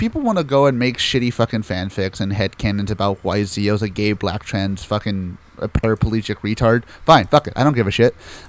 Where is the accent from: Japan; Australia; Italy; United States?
Japan; English is a second language; I come from Japan, and every time I see Americans talk about toku, excluding you, of course, it seems like they are thinking too much with the mindset that is commonplace in your country and not the mindset that is commonplace in mine.